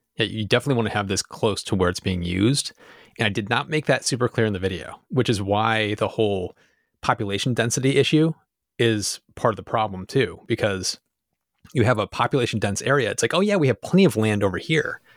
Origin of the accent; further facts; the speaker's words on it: United States; I'm American. This is where I live